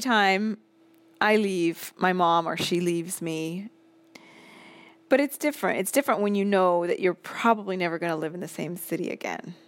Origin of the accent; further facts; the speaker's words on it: Seattle, Washington, United States; moved away as an adult; also born or lived in Boston; now in Rome, Italy; I moved from Seattle to Boston at eighteen, and I never moved back.